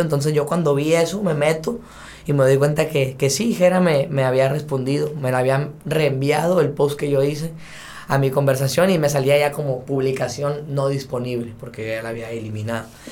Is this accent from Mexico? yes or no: yes; Sonora, Mexico; soy de Sonora y sangre de ella aquí tengo